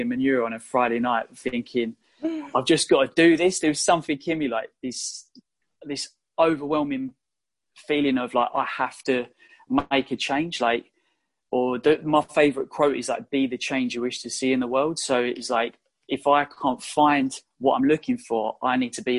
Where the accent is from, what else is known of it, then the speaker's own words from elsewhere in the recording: London, United Kingdom; also born or lived in Australia; So I come home from Australia, back to London